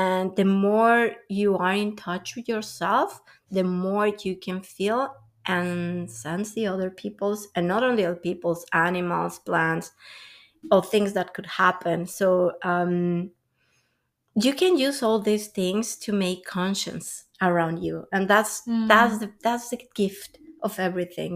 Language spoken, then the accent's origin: English; Mexico; moved away as an adult; now in Canada; I'm from Mexico